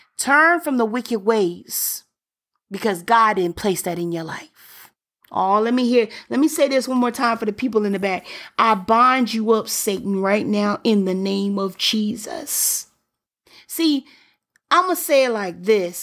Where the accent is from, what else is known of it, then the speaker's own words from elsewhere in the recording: Birmingham, Alabama, United States; I'm from Birmingham